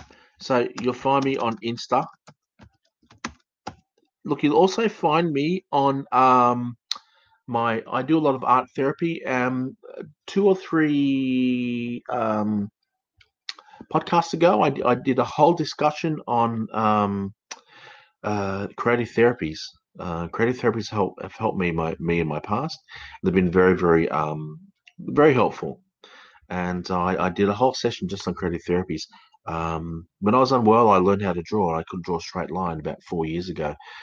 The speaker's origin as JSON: {"language": "English", "country": "Australia", "tie": "born or raised there", "also_born_or_lived": "United Kingdom", "accent": "educated English Australian", "said": "I speak with an educated English Australian accent. I was born in the United Kingdom. I came out to Australia when I was probably about 9 or 10, and I've worked through the system, and my accent changed from an English accent to an Australian accent."}